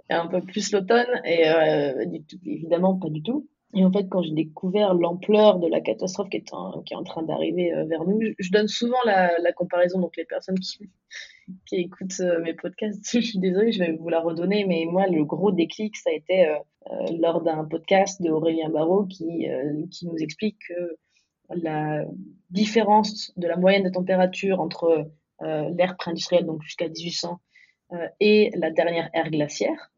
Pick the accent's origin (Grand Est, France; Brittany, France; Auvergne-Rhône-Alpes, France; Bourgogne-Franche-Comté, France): Bourgogne-Franche-Comté, France; Dijon; moved away as an adult; also born or lived in New York; je viens de Dijon